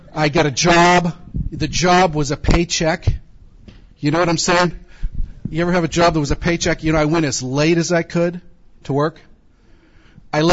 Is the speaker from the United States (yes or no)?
yes; California, United States; I grew up in California, an atheist